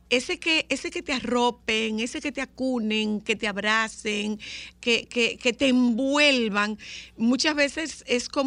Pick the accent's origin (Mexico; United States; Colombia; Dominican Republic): Dominican Republic; Nagua, María Trinidad Sánchez; soy de Nagua